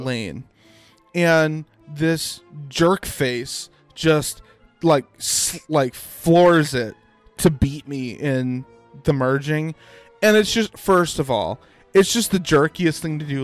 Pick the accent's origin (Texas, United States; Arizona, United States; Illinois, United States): Illinois, United States; Arlington Heights; moved away; I grew up in Arlington Heights